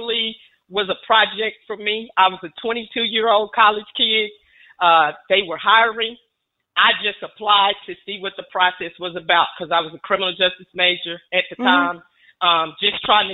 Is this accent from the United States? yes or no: yes; Fort Worth, Texas, United States; here in my hometown in Fort Worth, Texas